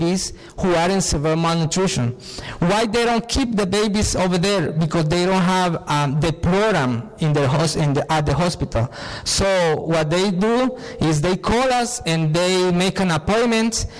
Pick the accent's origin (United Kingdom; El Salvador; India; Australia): El Salvador; I'm from El Salvador